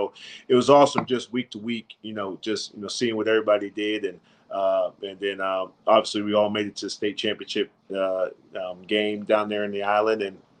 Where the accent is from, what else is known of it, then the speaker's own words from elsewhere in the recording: West Virginia, United States; say I'm from West Virginia, I go to Oregon, you know, and I'm just in love with the uniforms